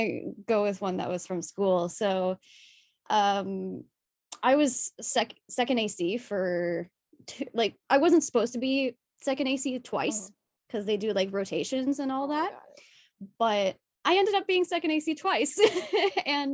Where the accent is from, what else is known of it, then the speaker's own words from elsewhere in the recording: Toronto, Ontario, Canada; moved away as an adult; now in Vancouver, Canada; I'm originally from Toronto, currently living in Vancouver, going to Vancouver Film School